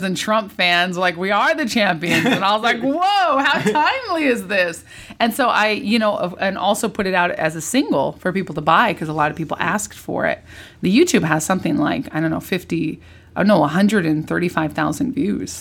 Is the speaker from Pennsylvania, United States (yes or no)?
no; California, United States; moved away as an adult; also born or lived in Orange County / Napa Valley / Santa Barbara / Los Angeles; I'm a New Yorker, but I was born and raised in in California.